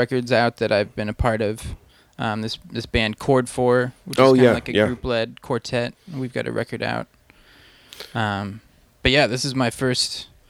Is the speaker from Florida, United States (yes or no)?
no; Atascadero, California, United States; also born or lived in Reno, Nevada; now in Los Angeles, United States; No, I'm originally from California.